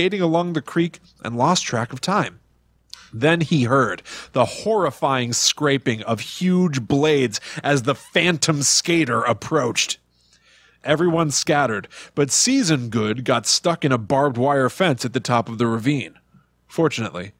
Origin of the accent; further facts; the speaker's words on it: Connecticut, United States; where we grew up in Connecticut, we had Putnam Park